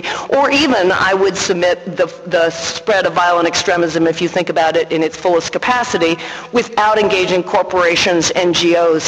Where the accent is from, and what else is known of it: United States